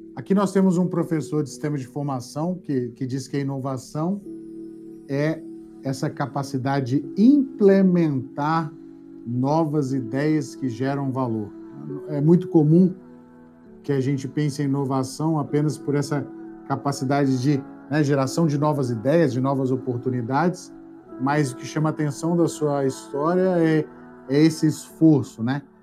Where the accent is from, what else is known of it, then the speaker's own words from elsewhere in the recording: Minas Gerais, Brazil; lá da minha terra de Minas Gerais